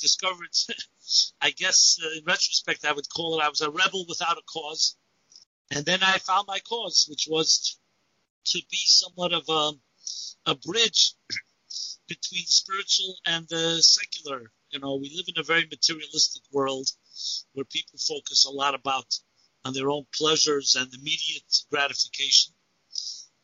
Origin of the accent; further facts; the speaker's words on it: New York City, New York, United States; I'm born and bred in Brooklyn, New York